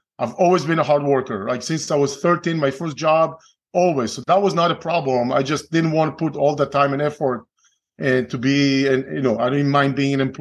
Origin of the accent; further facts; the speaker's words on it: Israel; English is a second language; moved away as an adult; I'm originally from Israel. Okay. Born and raised, spent 3 years in the Israeli military